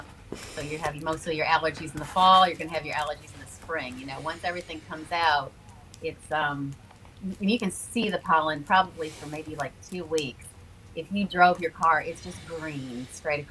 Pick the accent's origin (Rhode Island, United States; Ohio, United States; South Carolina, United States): Ohio, United States; Toledo; moved away as an adult; also born or lived in Dallas, Texas; now in Birmingham, United States; when I grew up in Ohio